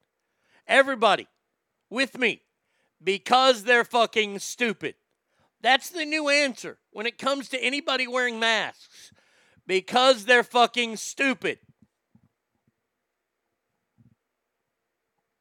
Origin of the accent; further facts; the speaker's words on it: United States; I'm so sick of being an American